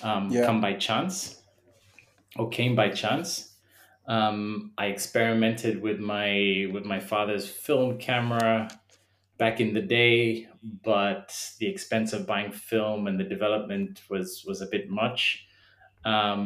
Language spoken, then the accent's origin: English; Lusaka, Lusaka Province, Zambia; moved away; I was brought up in Zambia, in the capital city of Lusaka